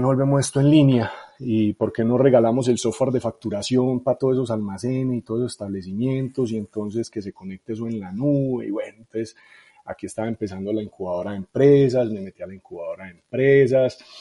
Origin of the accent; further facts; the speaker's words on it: Medellín, Antioquia, Colombia; also born or lived in Itagüí; yo soy de Medellín